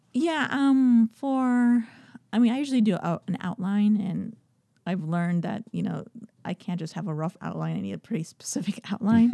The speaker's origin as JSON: {"language": "English", "town": "Miami", "region": "Florida", "country": "United States", "tie": "born or raised there", "said": "I was born in Miami"}